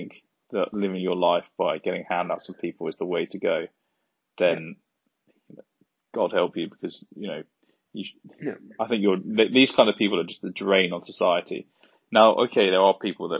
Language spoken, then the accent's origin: English; Surrey, South East England, United Kingdom; I come from Surrey, so just on the outskirts of London.